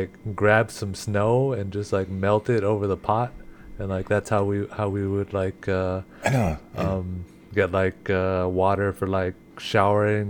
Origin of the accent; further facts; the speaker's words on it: Eagle Butte, South Dakota, United States; I'm O'o Henumpa Lakota, grew up in Eagle Butte